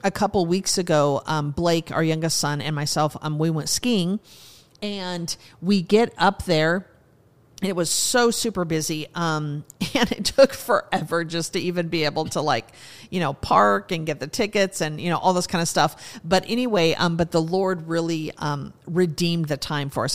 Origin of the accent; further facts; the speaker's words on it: Montana, United States; moved away; I grew up in Montana, so I, you know, started skiing when I was four or five years old